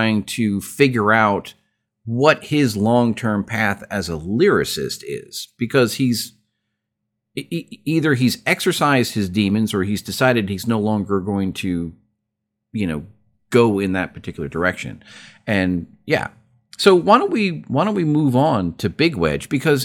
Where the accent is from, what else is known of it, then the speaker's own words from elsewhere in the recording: United States; as an American